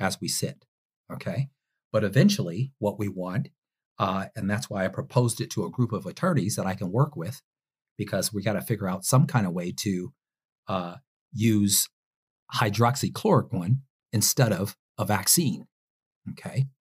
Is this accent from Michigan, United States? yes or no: yes; Detroit, Michigan, United States; my hometown of Detroit